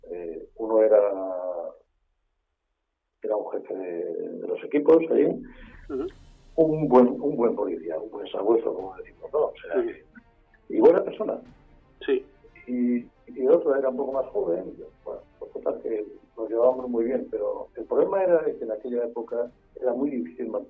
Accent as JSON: {"language": "Spanish", "region": "Basque Country", "country": "Spain", "said": "Eh, eh, soy vasco, con todos los apellidos vascos"}